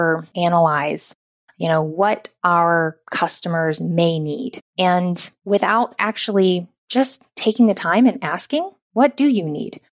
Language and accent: English; the South, United States; accent: Southern; I worked really hard not to have my Southern accent.